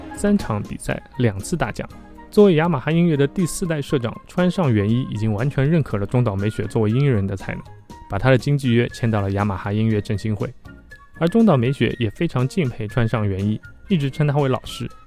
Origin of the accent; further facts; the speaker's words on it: China; 我们中国人